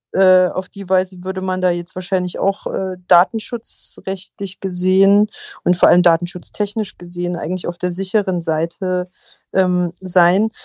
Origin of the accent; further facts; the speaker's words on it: Germany